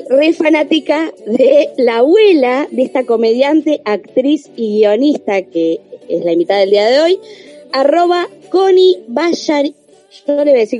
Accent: Banfield, Buenos Aires Province, Argentina; yo también soy

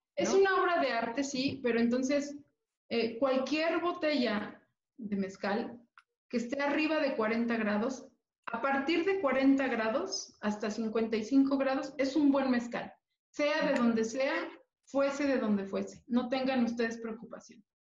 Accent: Mexico City, Mexico; como mexicana, orgullosa de mi tradición, de mi cultura, y siendo una mujer de la Ciudad de México, completamente azteca

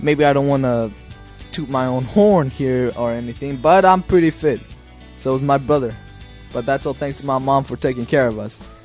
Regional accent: Denver, Colorado, United States; I was born in the United States in Denver, Colorado. That's my hometown.

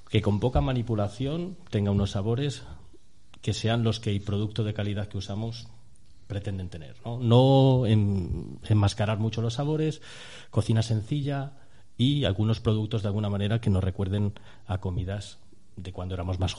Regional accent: Madrid, Community of Madrid, Spain; Yo, soy, de Madrid, ¿no? Entonces en mi formación, en mis primeros años, era uno de los platos que se comían por allí

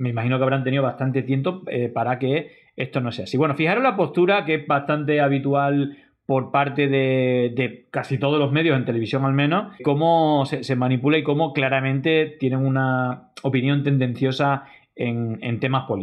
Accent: Spain; hoy yo estoy aquí como un español más para estar junto a mis compatriotas

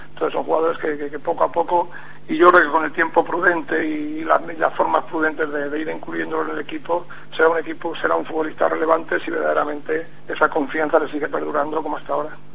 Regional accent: Castilla-La Mancha, Spain; also born or lived in Madrid; yo no soy de Extremadura, indudablemente, soy de Castilla-La Mancha

